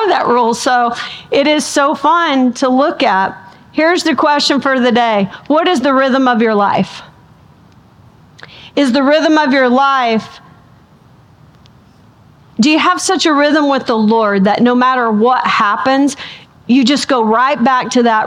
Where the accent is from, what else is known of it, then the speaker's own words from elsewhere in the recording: the South, United States; I'm from the South